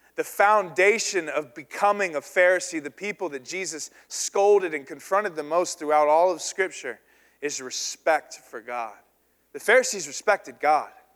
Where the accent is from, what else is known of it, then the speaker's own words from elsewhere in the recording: the South, United States; I was raised in the South